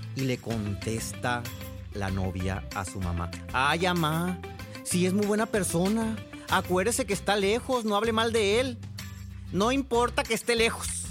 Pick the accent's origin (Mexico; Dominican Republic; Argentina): Mexico; Sonora; soy de Sonora